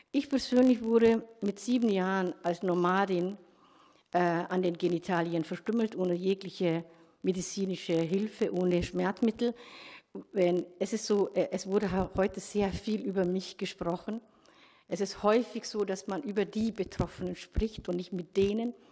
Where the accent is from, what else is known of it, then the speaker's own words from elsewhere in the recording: Somalia; born there; ich bin in Somalia geboren, äh, 1964